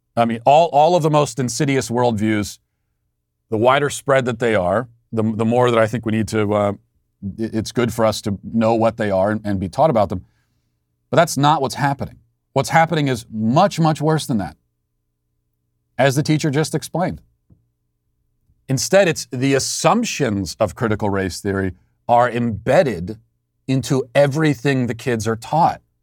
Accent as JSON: {"language": "English", "country": "United States", "also_born_or_lived": "Tennessee"}